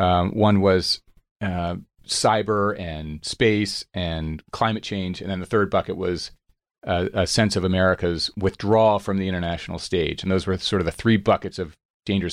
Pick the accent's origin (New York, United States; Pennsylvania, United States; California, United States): Pennsylvania, United States; Radnor; just outside of Philadelphia, Radnor, Pennsylvania